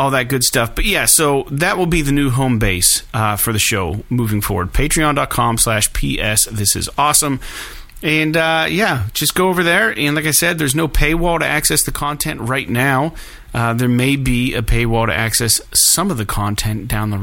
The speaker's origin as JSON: {"language": "English", "town": "Meadville", "region": "Pennsylvania", "country": "United States", "said": "I'm from Meadville."}